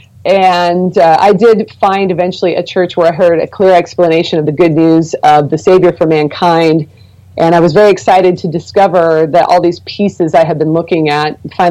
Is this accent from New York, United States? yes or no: no; Portland, Oregon, United States; moved away; also born or lived in southern United States; I was raised in the Pacific Northwest. I'm from Portland, Oregon